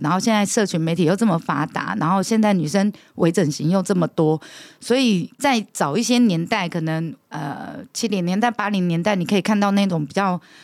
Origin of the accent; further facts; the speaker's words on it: Taiwan; 即便我们都是台湾人